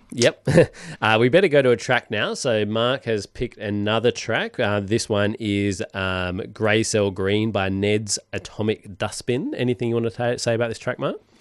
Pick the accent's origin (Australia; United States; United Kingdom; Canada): Australia; Perth, Western Australia; moved away; I come from Perth